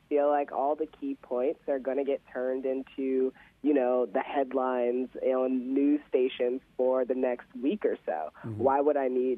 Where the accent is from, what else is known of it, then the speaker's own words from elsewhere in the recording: Indiana, United States; I'm from Indiana